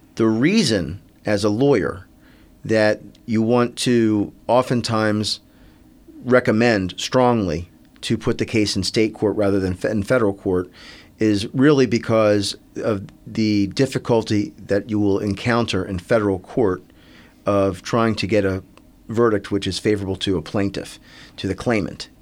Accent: Silver Spring, Maryland, United States; I grew up in Silver Spring, Maryland

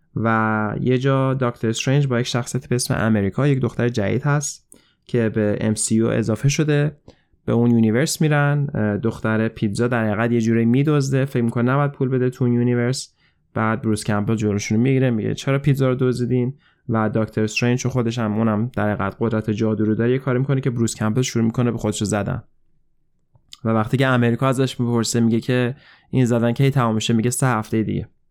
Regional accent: Iran

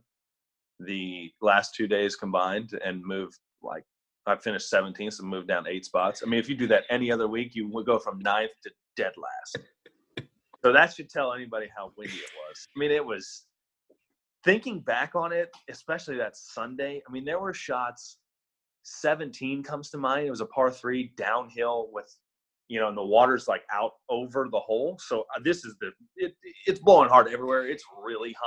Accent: Kansas City, Missouri, United States; also born or lived in Philadelphia area; now in Dallas, United States; I grew up in Kansas City and I'm down in Dallas now

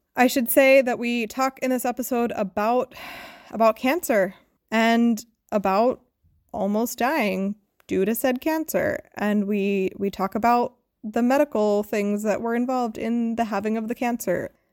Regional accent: United States; moved away; as an American

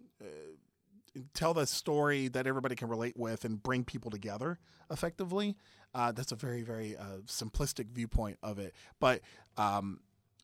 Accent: San Antonio, Texas, United States; moved away; my hometown of San Antonio, Texas

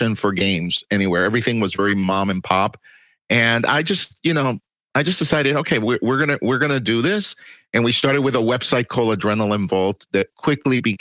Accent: Puerto Rico; moved away as an adult; also born or lived in New York City, United States / Miami, United States; now in Texas, United States; I was born in New York City in Manhattan. And I lived in New York City until I was 10. Then I lived in Puerto Rico until I was 19

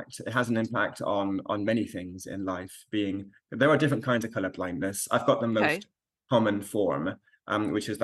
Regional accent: Alamogordo, New Mexico, United States; I was raised in the States, in New Mexico, so I've got very fond memories of the school library in Alamogordo, which is where I lived

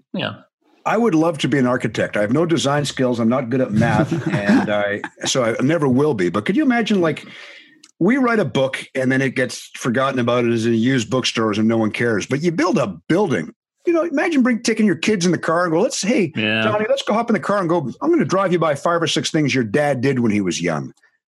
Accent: Vancouver, British Columbia, Canada; I grew up in West Point Grey

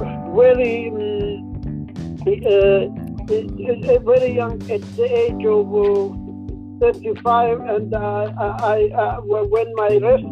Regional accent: Dagestan, Russia; I'm from Dagestan

